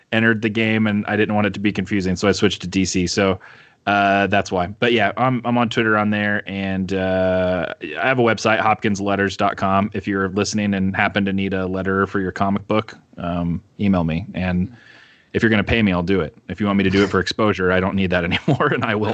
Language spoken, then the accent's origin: English; Brazil; I grew up in South America and Brazil, and I remember walking through the mall uh, with my family, my my my Christian missionary parents. That's why they were in Brazil